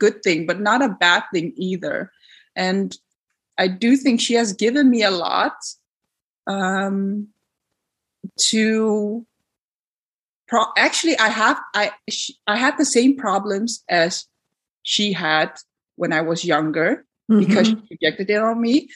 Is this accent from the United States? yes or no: no; Netherlands; born or raised there; first language Dutch; English is a second language